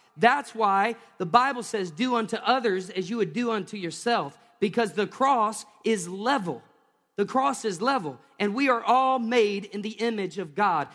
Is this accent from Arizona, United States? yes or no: no; Tennessee, United States; moved away; I grew up in Tennessee